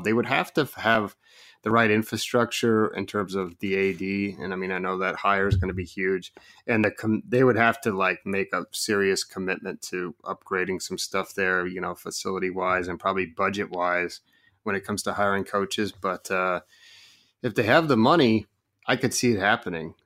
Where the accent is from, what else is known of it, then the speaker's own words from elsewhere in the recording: Oregon, United States; moved away; grew up in Oregon